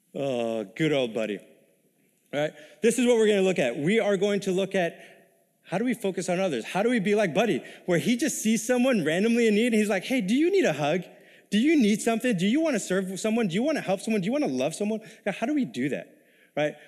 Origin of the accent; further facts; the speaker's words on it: New York City, New York, United States; moved away as an adult; also born or lived in Texas; now in Minnesota, United States; I was ori-, originally born and raised in New York City, nineteen years of my life, all right? It wa-, kinda more in the ghetto in Queens, New York